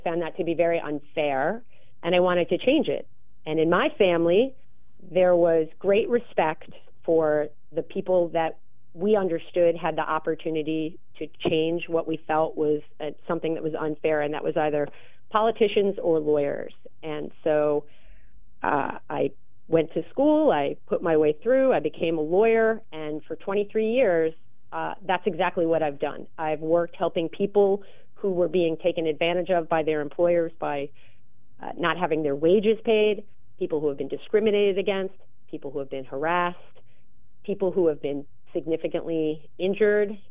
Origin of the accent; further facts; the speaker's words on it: New York, United States; now in Portland, United States; I grew up in New York